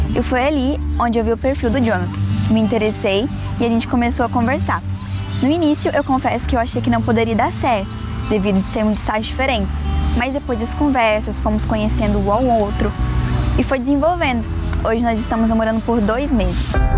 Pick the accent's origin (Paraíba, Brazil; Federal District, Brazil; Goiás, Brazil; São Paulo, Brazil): Goiás, Brazil; Catalão; sou de Catalão, Goiás